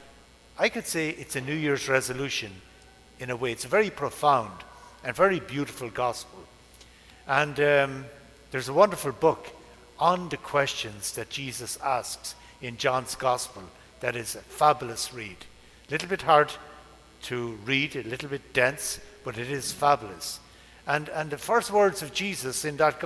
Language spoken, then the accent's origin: English; Ireland; moved away; the first bridge over the River Barrow in my hometown since British rule